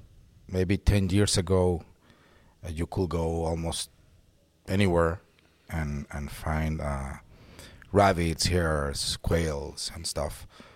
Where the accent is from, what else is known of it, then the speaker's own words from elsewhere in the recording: Monterrey, Nuevo León, Mexico; Yeah, I'm from Monterrey and I've been living here all my life.